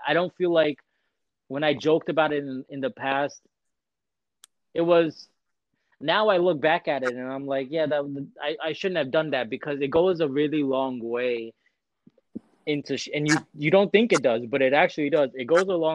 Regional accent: United States; I'm an Indian American

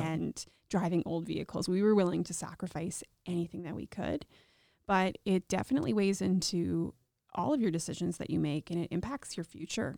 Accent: Regina, Saskatchewan, Canada; I was born and raised here in Regina

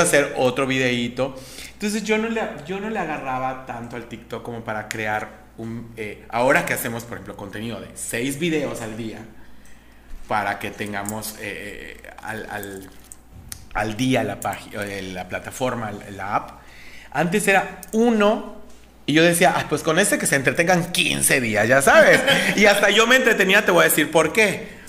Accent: Yucatán, Mexico; Y los yucatecos no somos excepción

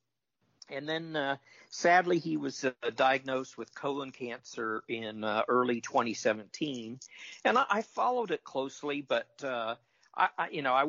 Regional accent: Topeka, Kansas, United States; my hometown, I mentioned earlier, Topeka, Kansas

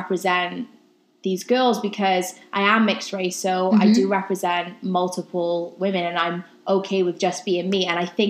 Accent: Wales, United Kingdom; moved away; I grew up in Wales.

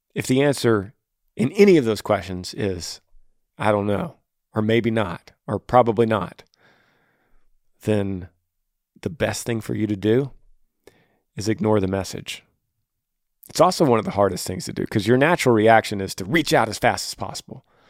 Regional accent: Texas, United States; my home state of Texas

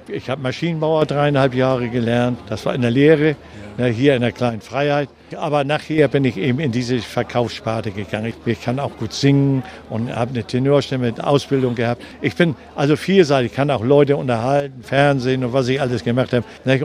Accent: Hamburg, Germany; Ich bin 1939 in Hamburg geboren habe den Krieg mitgemacht

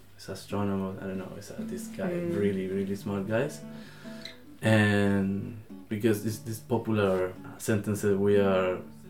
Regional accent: Viña del Mar, Valparaíso, Chile; English is a second language; I'm from Chile, Viña del Mar, Valparaíso, la quinta región, mi hogar. This is my home, really, really beautiful place.

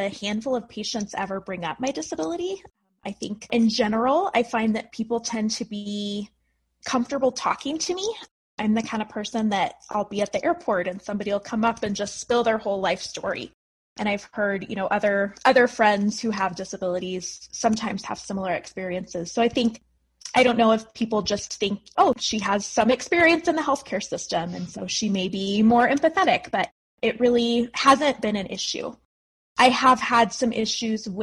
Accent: Fort Collins, Colorado, United States; I was born and raised in Colorado, in Fort Collins

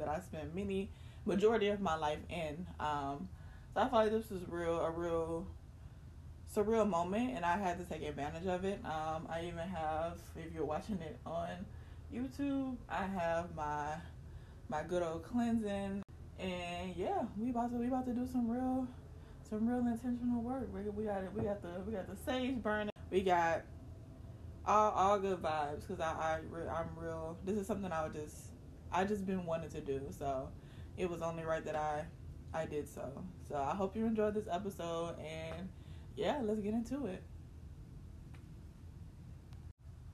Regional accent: Baton Rouge, Louisiana, United States; moved away; I visited my hometown, Baton Rouge, Louisiana

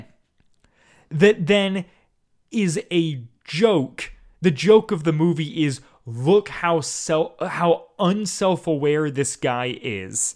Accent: Iowa, United States; moved away; that's where I'm from

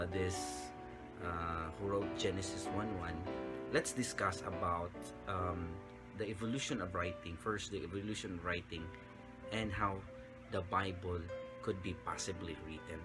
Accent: Philippines; our language as a Filipino

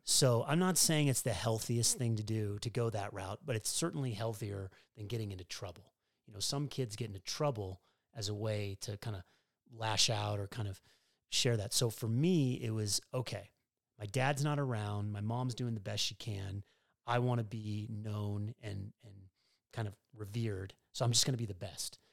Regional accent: Denver, Colorado, United States; moved away as an adult; growing up in Colorado, it's not a tennis culture. And so for me to go from Denver, Colorado

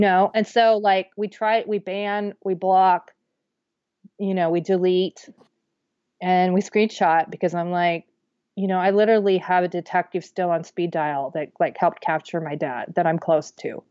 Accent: Wichita, Kansas, United States; moved away; my Wichita Eagle newspaper, my hometown paper

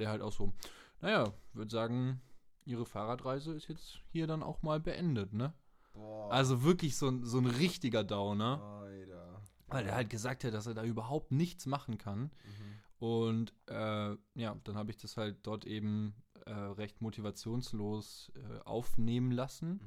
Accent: Germany; als Deutscher in einem anderen Land

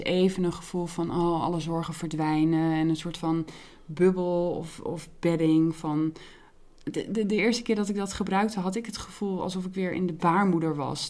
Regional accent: Heerenveen, Friesland, Netherlands; moved away; toen ik in Heerenveen woonde in Friesland, daar ben ik opgegroeid

